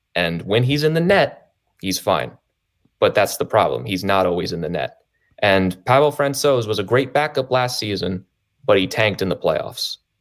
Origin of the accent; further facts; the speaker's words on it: Maryland, United States; I grew up in Maryland, so I grew up a Caps fan